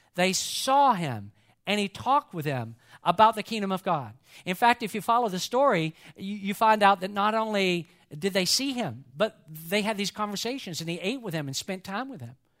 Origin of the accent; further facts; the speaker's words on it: Atlanta, Georgia, United States; growing up in Atlanta, I am a huge Georgia Bulldog